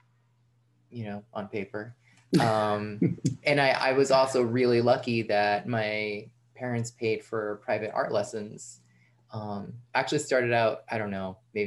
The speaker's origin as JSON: {"language": "English", "region": "outside of New York City", "country": "United States", "tie": "born or raised there", "also_born_or_lived": "Brooklyn", "moved": "as an adult", "lives_now": "Massachusetts, United States", "said": "I was born and raised outside of New York City"}